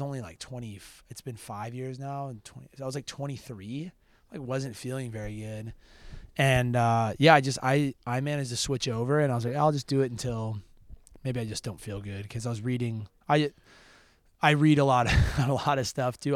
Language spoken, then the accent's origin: English; Park City, Utah, United States; also born or lived in Idaho; I grew up, yeah, I, I, um, I've lived there since I was two.